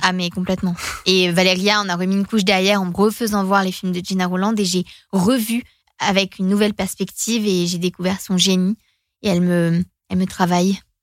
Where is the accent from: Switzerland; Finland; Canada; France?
Finland; first language Finnish; French is a second language; suis finlandaise. c'est ma langue maternelle, c'est ma langue émotionnelle, quoi, le finnois.